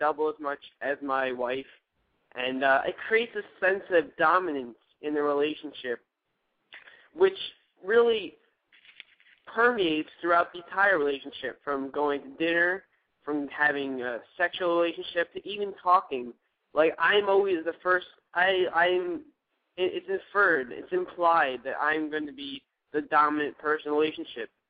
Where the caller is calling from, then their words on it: Newark, New Jersey, United States; I'm calling from Newark and New Jersey.